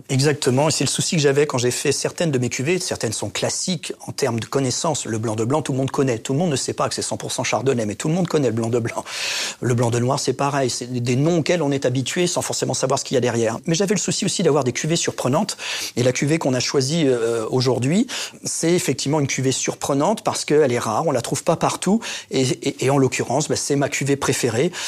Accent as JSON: {"language": "French", "town": "Reims", "region": "Grand Est", "country": "France", "tie": "born or raised there", "also_born_or_lived": "Épernay", "said": "Je suis un enfant du cru. Je suis né à Reims. J'ai fait mon lycée à Épernay."}